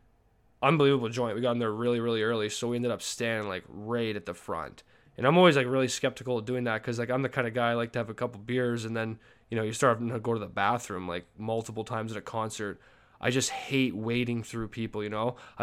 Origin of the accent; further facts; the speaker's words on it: Canada; sorry, I'm Canadian. I say sorry way too much.